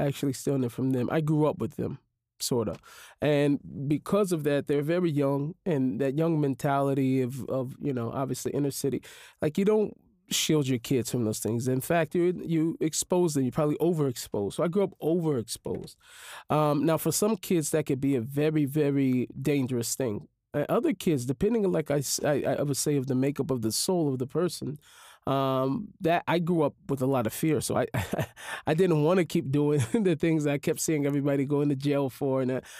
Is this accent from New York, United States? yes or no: no; Seattle, Washington, United States; Yeah, growing up in an inner city, you are very much so exposed to life of crime, drug, violence, all different types of abuses.